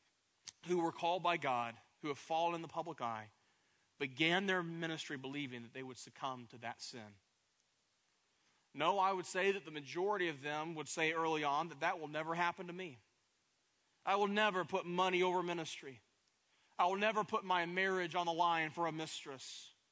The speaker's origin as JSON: {"language": "English", "town": "Pigeon Forge", "region": "Tennessee", "country": "United States", "also_born_or_lived": "Plano, Texas", "moved": "as an adult", "said": "The town that I am from is Pigeon Forge, Tennessee, has 5,000 people in the city"}